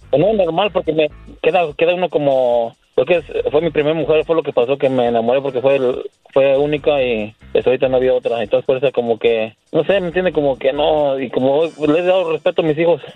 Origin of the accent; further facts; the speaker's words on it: Querétaro, Mexico; moved away; Yo soy de Querétaro